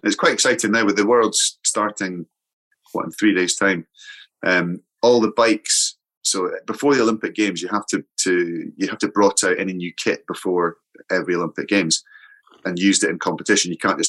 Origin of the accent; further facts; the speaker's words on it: Scotland, United Kingdom; I'm Scottish.